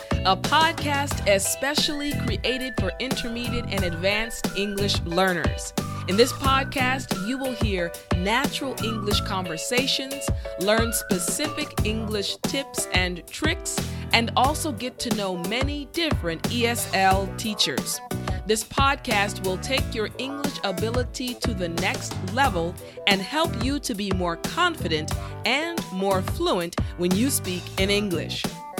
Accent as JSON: {"language": "English", "region": "Arizona", "country": "United States", "tie": "born there", "said": "You know, Tucson also has a special place in my heart because I was born in Arizona."}